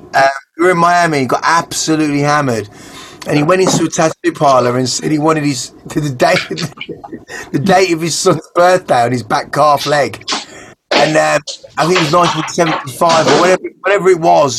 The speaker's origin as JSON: {"language": "English", "town": "Wolverhampton", "region": "West Midlands", "country": "United Kingdom", "said": "I'm talking like from Goldie, Wolverhampton"}